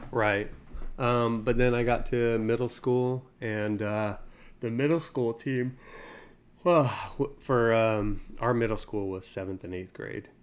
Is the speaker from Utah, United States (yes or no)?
yes; Utah, United States; moved away as an adult; now in Tennessee, United States; Born and raised in Utah.